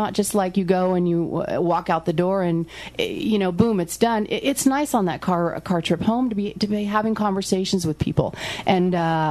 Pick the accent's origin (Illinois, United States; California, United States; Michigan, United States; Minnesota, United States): California, United States; Arcata; I'm from Arcata